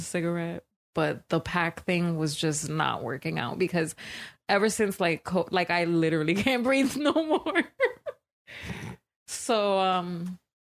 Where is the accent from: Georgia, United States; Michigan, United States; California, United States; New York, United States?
New York, United States; growing up in New York